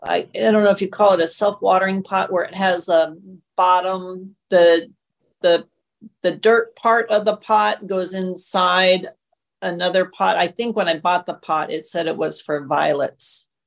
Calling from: Tucson, Arizona, United States; from Tucson.

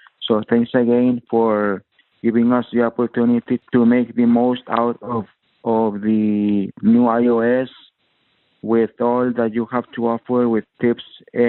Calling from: Mexico; Here I came from Mexico, Gerardo.

